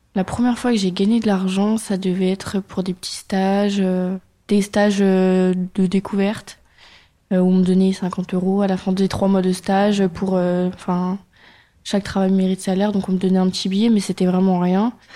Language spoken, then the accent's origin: French; Auxerre, Bourgogne-Franche-Comté, France; J'ai grandi euh, vers Paris, sur Auxerre, dans le 89 000